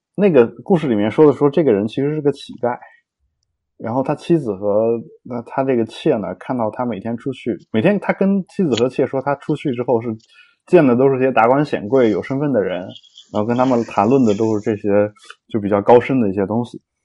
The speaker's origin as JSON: {"language": "Chinese", "country": "China", "said": "我们都中国人嘛"}